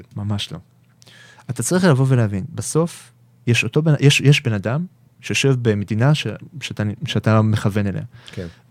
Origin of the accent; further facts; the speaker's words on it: Israel; אנחנו ישראלים, אנחנו עם חם